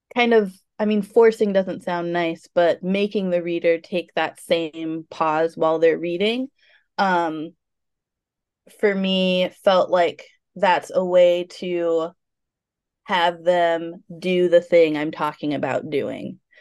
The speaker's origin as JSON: {"language": "English", "country": "United States", "also_born_or_lived": "Portland", "said": "being American"}